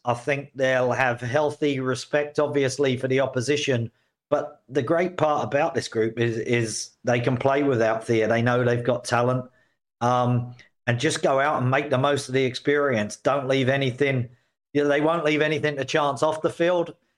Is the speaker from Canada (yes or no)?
yes; Canada; now in New York City, United States; being a Canadian myself